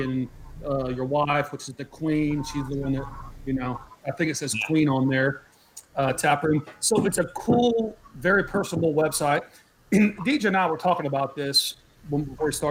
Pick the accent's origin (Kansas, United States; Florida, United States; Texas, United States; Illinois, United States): Texas, United States; College Station; I grew up in College Station. That's where I went to high school